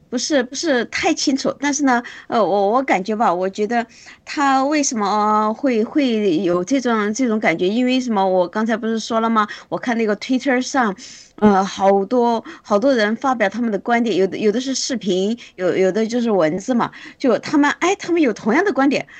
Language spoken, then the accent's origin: Chinese; China; 我们中国人没有这种制度嘛